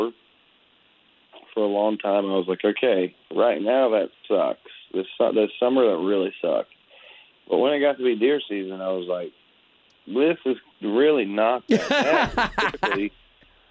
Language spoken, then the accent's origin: English; Conroe, Texas, United States; moved away as an adult; also born or lived in Austin / Nashville; I'm in my hometown of Conroe, Texas.